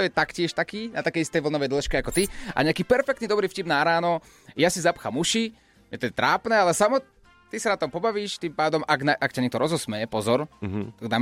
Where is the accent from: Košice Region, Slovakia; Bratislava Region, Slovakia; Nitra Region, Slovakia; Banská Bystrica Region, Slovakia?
Nitra Region, Slovakia; Nitra; z Nity.